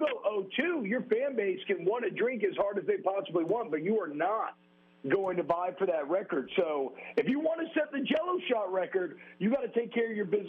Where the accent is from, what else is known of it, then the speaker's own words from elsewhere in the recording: Louisiana, United States; I grew up in Louisiana